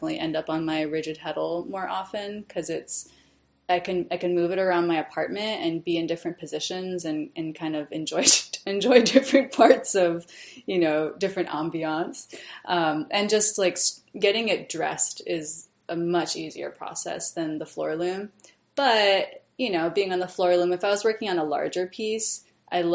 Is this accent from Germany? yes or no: no; Hawaii, United States; now in New York, United States; I'm from Hawaii originally